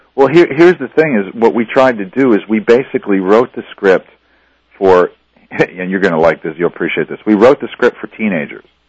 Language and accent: English; Reading, Pennsylvania, United States; now in Los Angeles, United States; I'm from Reading, Pennsylvania, and uh, you know I grew up in this, you know, not in an in inner city, you know, our city was like 200,000 people